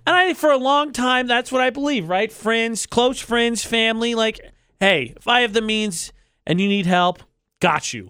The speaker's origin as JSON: {"language": "English", "region": "Indiana", "country": "United States", "said": "I'm from Indiana"}